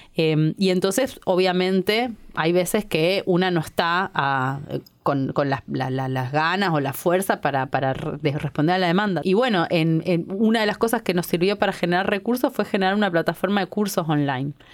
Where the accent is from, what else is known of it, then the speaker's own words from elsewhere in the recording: Argentina; somos un grupo un activista que tiene un medio, que es uno de los medios con las comunidades más grandes de, Argentina